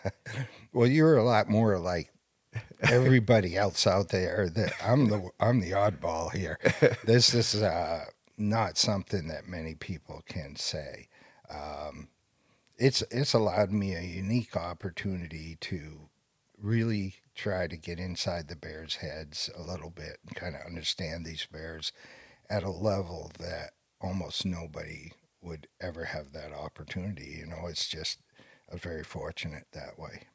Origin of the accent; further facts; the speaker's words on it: Maine, United States; I was born and raised here in Maine